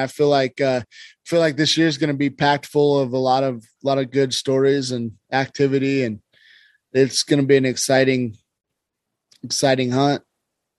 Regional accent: Idaho, United States; where we grew up in Idaho

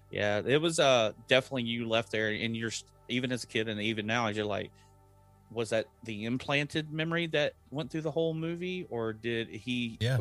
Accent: Texas, United States; I grew up in Texas. We know trucks

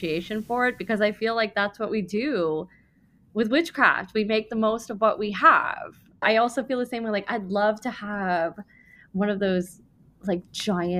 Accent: Jersey Shore, New Jersey, United States; I grew up in the Jersey Shore.

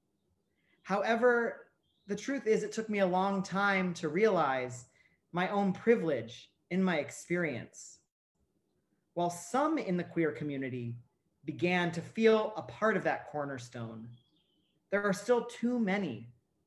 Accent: Ohio, United States; where I grew up in Ohio

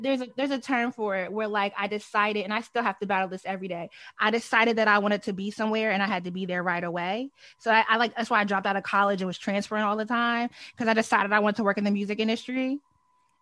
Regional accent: Delaware, United States; I grew up in Delaware

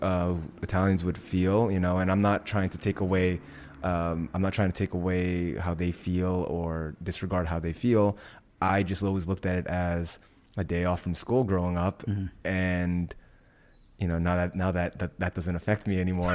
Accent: Indonesia; moved away; my home country of Indonesia

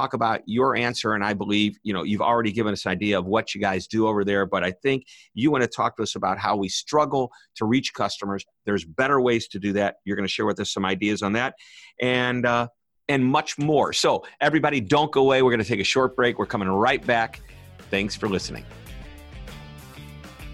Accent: St. Louis, Missouri, United States; I'm from St. Louis, Missouri

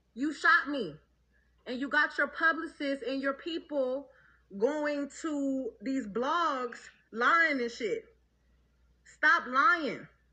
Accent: Houston, Texas, United States

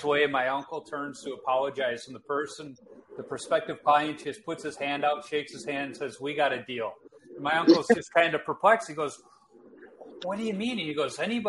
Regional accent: Chicago, Illinois, United States; moved away as an adult; now in Minnesota, United States; I live in Minnesota these days, but I grew up in Chicago.

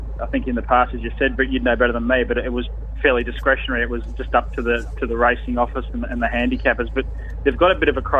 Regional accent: Ballarat, Victoria, Australia; here in Ballarat, my hometown, which I'm only about 2 minutes away from the track here in Ballarat

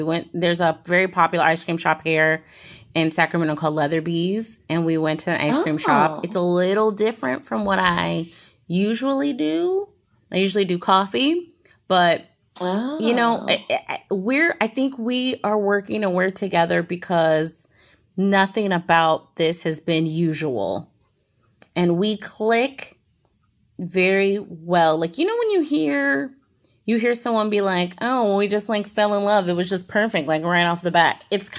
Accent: Puerto Rico; Okay, so, you know, I'm Puerto Rican and I'm African American. And I always put that I'm mixed.

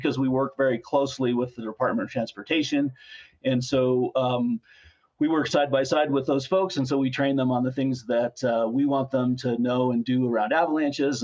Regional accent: Colorado, United States; I grew up in Colorado

